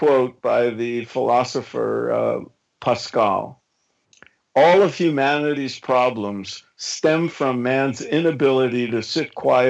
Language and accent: English; New York, United States; moved away; back when I was growing up in New York